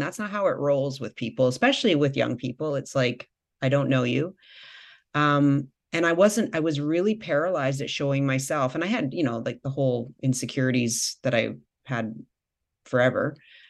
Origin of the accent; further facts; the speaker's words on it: Victoria, British Columbia, Canada; I was doing a practicum on the east side of Vancouver. I came from from Victoria.